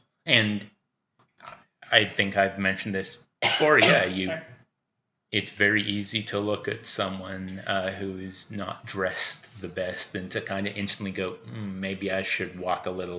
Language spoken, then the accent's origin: English; Washington, United States; now in Queensland, Australia; I come from Washington State in the U.S.